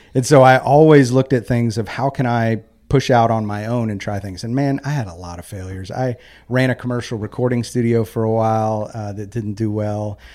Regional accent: Knoxville, Tennessee, United States; also born or lived in Philadelphia, Pennsylvania; I grew up in Knoxville, Tennessee

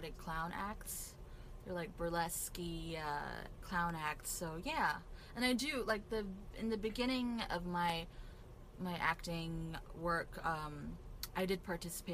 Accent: South Korea; moved away; growing up in Korea mostly I wasn't really exposed to the stand-up comedy culture

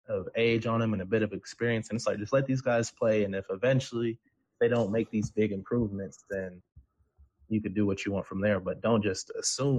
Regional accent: Seattle, Washington, United States; I grew up in Seattle. I grew up watching the Washington Huskies

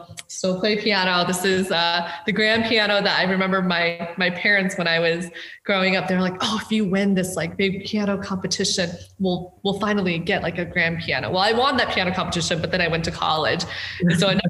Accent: Fort Collins, Colorado, United States; moved away as an adult; also born or lived in China / California; grew up in Colorado before then moving to California for college.

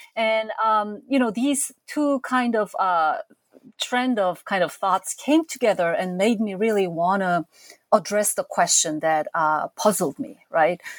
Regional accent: South Korea; moved away as an adult; now in United States; as a teenager growing up in South Korea um, in the 70s and 80s

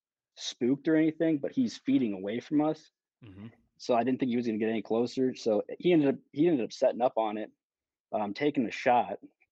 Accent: DeWitt, Iowa, United States; also born or lived in Pennsylvania; It's a little weird, but I was born in Pennsylvania. I've lived in five different states growing up. I call my hometown DeWitt, Iowa.

